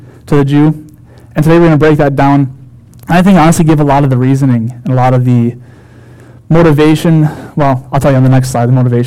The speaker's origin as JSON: {"language": "English", "town": "Wilmington", "region": "Minnesota", "country": "United States", "tie": "born or raised there", "said": "a youth pastor in my hometown, Wilmington, Minnesota."}